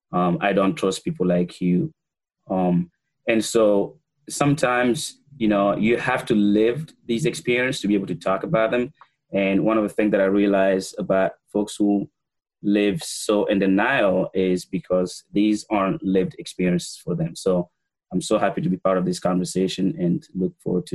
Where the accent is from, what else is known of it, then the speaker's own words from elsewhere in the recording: Gabon; now in Waterbury, United States; I was born and raised in Gabon